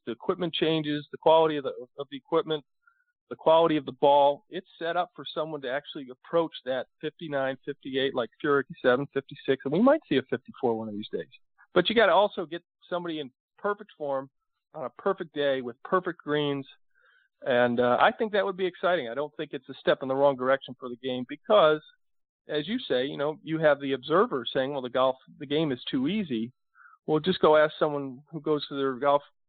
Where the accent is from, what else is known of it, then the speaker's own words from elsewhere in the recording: Rhode Island, United States; moved away; I grew up in Rhode Island.